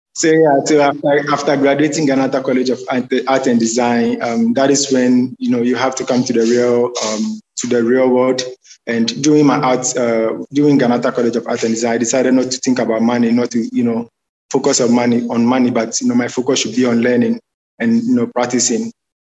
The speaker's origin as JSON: {"language": "English", "town": "Accra", "region": "Greater Accra", "country": "Ghana", "tie": "born or raised there", "said": "I'm from Accra, Ghana. I grew up in Ghana, and growing up in Ghana is a little bit challenging."}